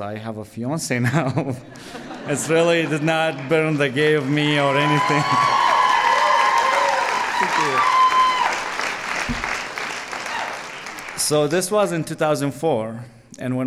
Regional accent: Latakia, Latakia Governorate, Syria; English is a second language; moved away as an adult; also born or lived in Damascus; I'm originally from Latakia

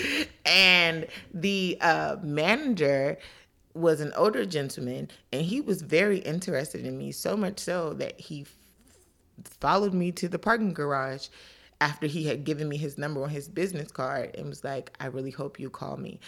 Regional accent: Washington, District of Columbia, United States; also born or lived in Maryland; I grew up in D C and Maryland

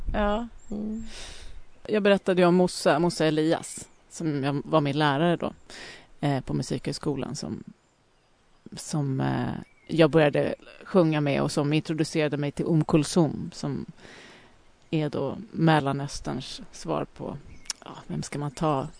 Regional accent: Lidingö, Stockholm County, Sweden; Jag växte upp på Lidingö

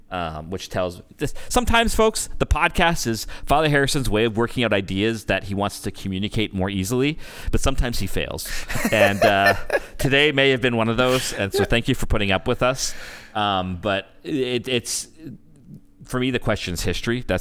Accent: Canada; I'm Canadian.

